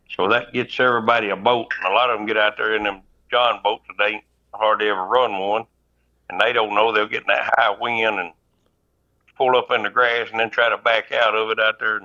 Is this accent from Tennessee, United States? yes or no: yes; Reelfoot Lake, Tennessee, United States; I'm from Reelfoot. Born and raised right there on the bank of the lake